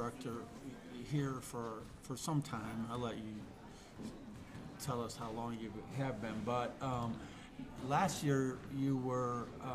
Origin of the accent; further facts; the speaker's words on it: Midwest, United States; growing up in Midwest